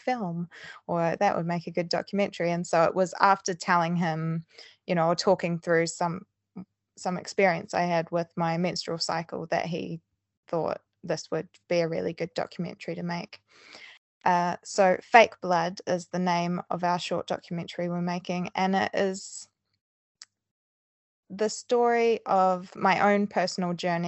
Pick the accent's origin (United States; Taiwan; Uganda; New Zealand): New Zealand; moved away as an adult; now in Bristol, United Kingdom; I'm originally from New Zealand, so that's where my accent's from